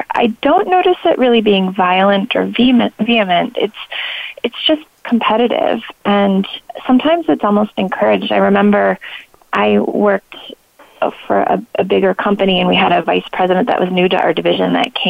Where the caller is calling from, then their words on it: Philadelphia, Pennsylvania, United States; So today, normally I'm calling from the Philadelphia area.